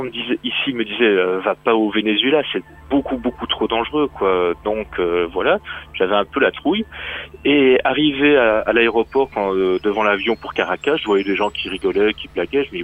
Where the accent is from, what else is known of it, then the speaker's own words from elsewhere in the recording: Brussels, Belgium; born there; Je suis un vrai Français, né à Bruxelles. Donc je suis né expat, moi.